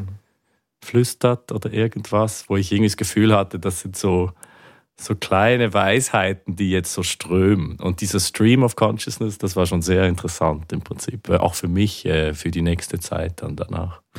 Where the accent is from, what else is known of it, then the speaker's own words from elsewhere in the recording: Basel, Basel-Stadt, Switzerland; in Basel, in meiner Heimatstadt